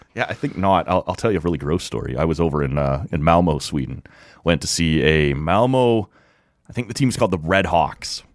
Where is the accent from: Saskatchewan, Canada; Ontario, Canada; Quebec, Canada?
Ontario, Canada; Ottawa; my hometown